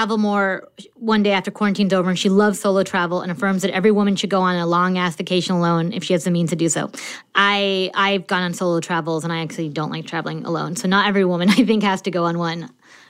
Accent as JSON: {"language": "English", "region": "New Jersey", "country": "United States", "moved": "yes", "lives_now": "Philadelphia, United States", "said": "I moved to Philadelphia from New Jersey in the fall of 2019."}